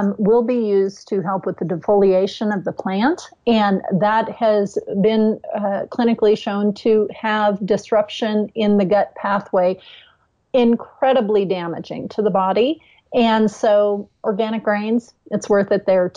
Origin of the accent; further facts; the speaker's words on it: California, United States; I grew up in California, and I grew up in farming communities